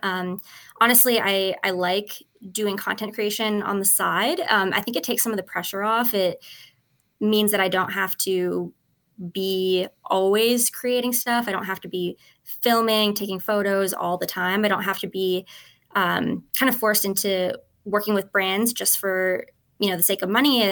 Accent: Edmonton, Alberta, Canada; I'm Canadian, um, and I am from Edmonton, Alberta

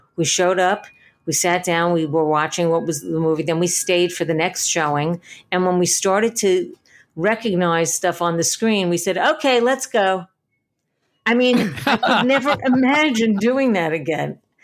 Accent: New York City, New York, United States; I grew up in Little Neck, Queens

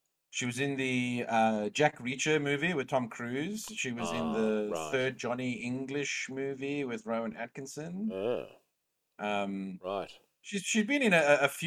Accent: South Africa; Well, I'm from South Africa

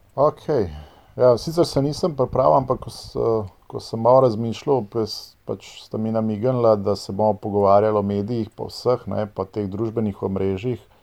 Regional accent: Ljubljana, Slovenia; first language Serbo-Croatian; Slovenian is a second language; jaz sem iz Ljubljana

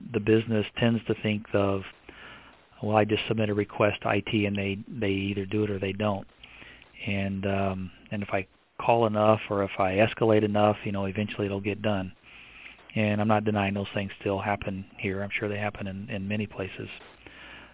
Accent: Evansville, Indiana, United States; moved away; my hometown in Evansville, Indiana

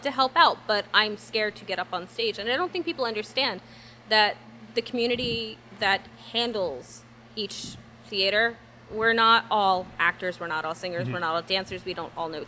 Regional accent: Burlington, New Jersey, United States; I'm from Burlington. I'm born and raised. I've lived here my whole life

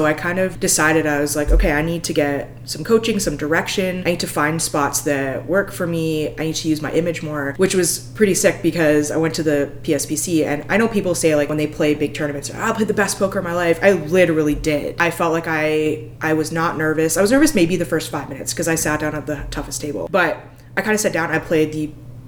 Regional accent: Alberta, Canada; I come from Alberta in Canada

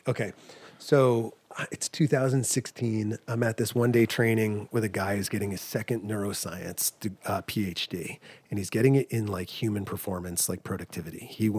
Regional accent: New England, United States; Because I grew up in New England, so like two-story colonial with an attic.

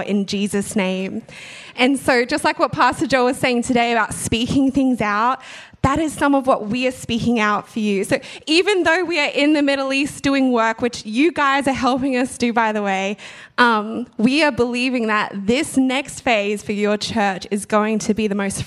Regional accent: Australia; moved away; I'm from Australia

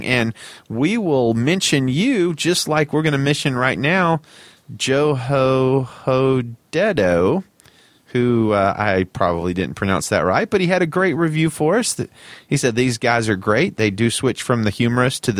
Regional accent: the South, United States; We're from the South

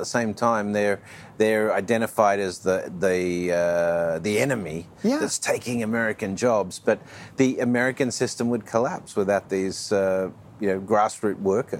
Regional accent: Australia; Australia, my hometown, is my home country

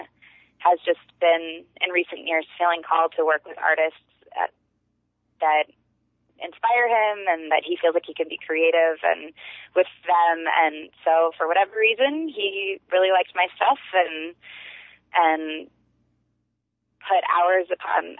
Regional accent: Cincinnati, Ohio, United States; moved away as an adult; also born or lived in California; now in Cincinnati, United States; I grew up in Cincinnati, Ohio

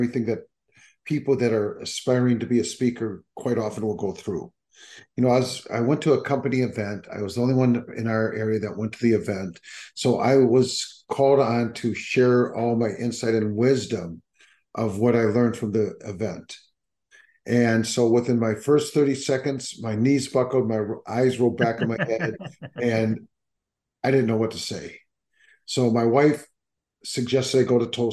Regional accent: Minnesota, United States; also born or lived in Arizona / Northern California; now in Sonoma Napa Valley, United States; I grew up in Minnesota

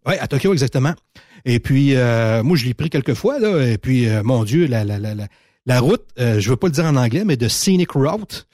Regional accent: Montmagny, Quebec, Canada; j'ai grandi à Montmagny.

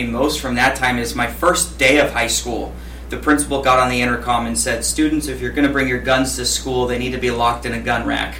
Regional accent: Escondido, California, United States; also born or lived in Poway, California; I'm from Escondido. I'm fifth generation. Family moved here in late 1800s.

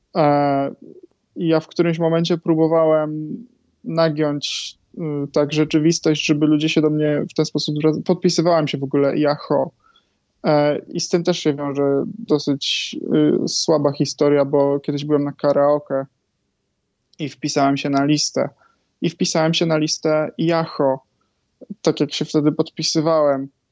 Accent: Greater Poland, Poland; also born or lived in Warsaw; ja pochodzę z Wielkopolski

